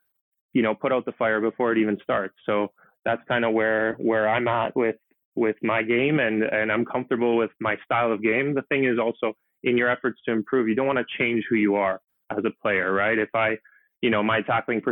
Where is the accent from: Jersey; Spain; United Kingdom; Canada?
Canada; now that I can play in my home country